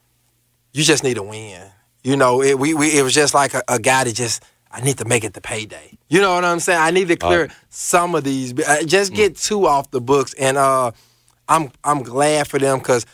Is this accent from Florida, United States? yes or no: no; Memphis, Tennessee, United States; we're from Memphis